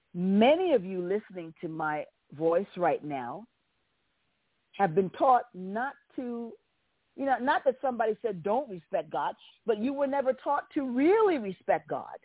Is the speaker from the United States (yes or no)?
yes; United States; the nation of my birth, and I'm an American